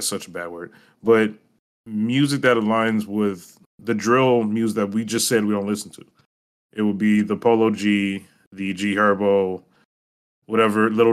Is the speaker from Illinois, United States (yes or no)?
yes; River Forest, Illinois, United States; I grew up in River Forest